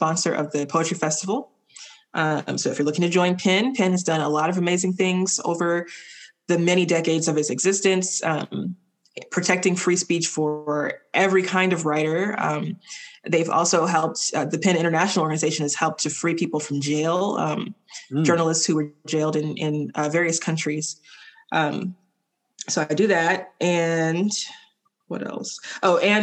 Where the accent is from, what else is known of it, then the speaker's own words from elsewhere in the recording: Alabama, United States; also born or lived in Miami; when I left for grad school, it was the first time I lived anywhere other than Alabama